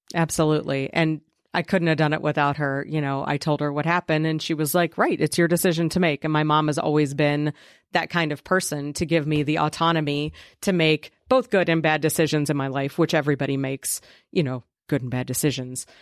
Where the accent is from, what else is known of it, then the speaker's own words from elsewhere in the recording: Preble County, Ohio, United States; back where I grew up in Preble County